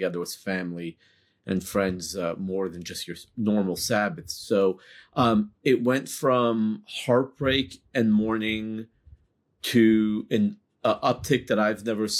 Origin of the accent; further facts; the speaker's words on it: Los Angeles, California, United States; moved away as an adult; now in Texas, United States; I grew up in Los Angeles, bought my first gun there. A few years later, my wife and I picked up, moved to Texas